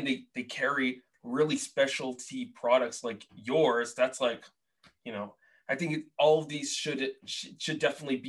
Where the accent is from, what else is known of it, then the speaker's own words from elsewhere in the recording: Boston, Massachusetts, United States; moved away as an adult; also born or lived in Portland; I grew up in Boston, lived in Portland, now I live here